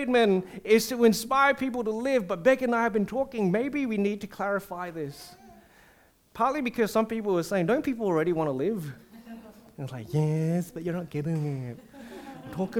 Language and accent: English; Singapore; I'm a Singaporean